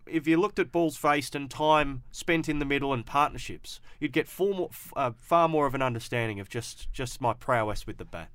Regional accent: Perth, Western Australia, Australia; I grew up in the Willerton area

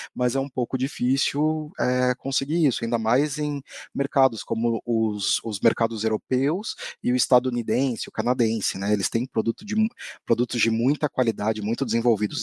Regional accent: Brazil

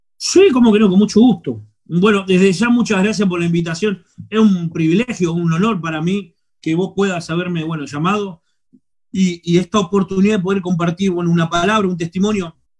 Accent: Quilmes, Buenos Aires Province, Argentina; moved away as an adult; now in Córdoba, Argentina; soy de Quilmes, Buenos Aires

